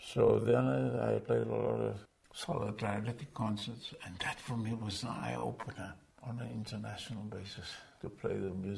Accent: Cape Town, Western Cape, South Africa; moved away as an adult; also born or lived in New York; I'm from South Africa

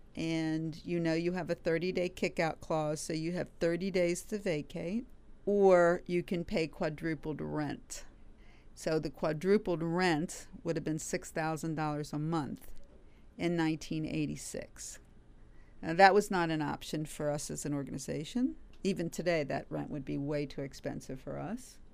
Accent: Washington, District of Columbia, United States; also born or lived in Cincinnati, Ohio; I grew up in the Washington area

